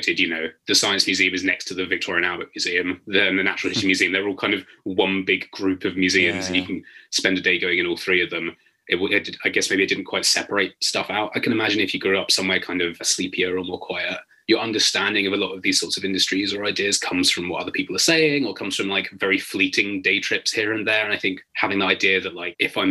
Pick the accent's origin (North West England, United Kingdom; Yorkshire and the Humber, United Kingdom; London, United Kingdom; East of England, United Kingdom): London, United Kingdom; moved away as an adult; now in Nottingham, United Kingdom; we moved there when I was about 2, but basically for as long as I can remember, I lived in Walthamstow in northeast London